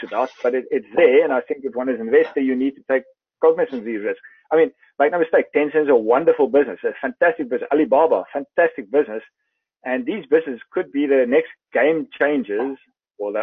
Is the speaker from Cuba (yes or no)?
no; South Africa